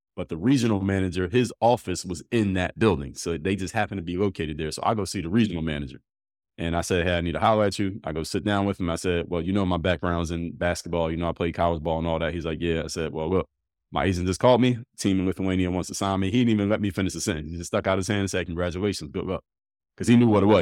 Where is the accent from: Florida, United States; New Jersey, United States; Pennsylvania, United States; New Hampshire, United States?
Pennsylvania, United States; Philadelphia; I'm from Philly.